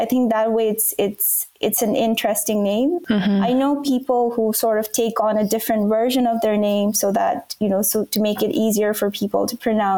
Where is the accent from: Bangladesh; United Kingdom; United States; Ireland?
Bangladesh; first language Bangla; English is a second language; So I grew up in Bangladesh, and Bangla is like it's a language that's spoken there.